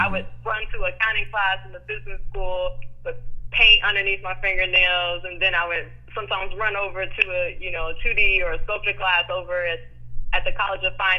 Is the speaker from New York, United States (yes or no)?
no; Houston, Texas, United States; I am born and raised in Houston.